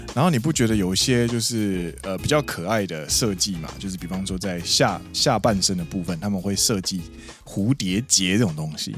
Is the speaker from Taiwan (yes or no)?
yes; Taiwan; moved away as an adult; now in Japan; 我们台湾人呢，其实都会说和服